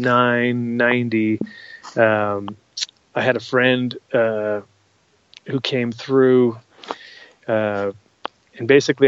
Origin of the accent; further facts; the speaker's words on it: New York, United States; also born or lived in Rhode Island; So I'm from New York originally, but then later on when I was living with my grandmother, I kind of got a lot of friends around there, and I kind of forced my mom to move there at that time.